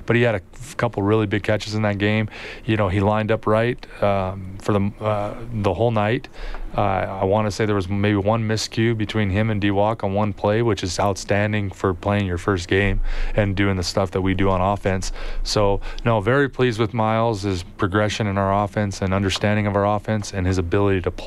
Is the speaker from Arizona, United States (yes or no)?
yes; Yuma, Arizona, United States; now in Edmonton, Canada; I grew up in Yuma, Arizona